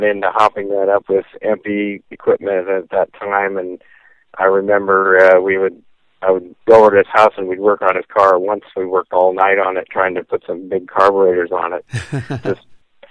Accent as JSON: {"language": "English", "region": "Southern California", "country": "United States", "tie": "born or raised there", "said": "I grew up in Southern California in the 50s and 60s"}